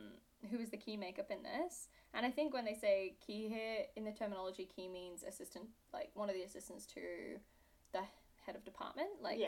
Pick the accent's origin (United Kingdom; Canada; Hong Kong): United Kingdom; I am British. It's actually a really bad accent. Why is everyone fooled by this? People just think I'm Australian.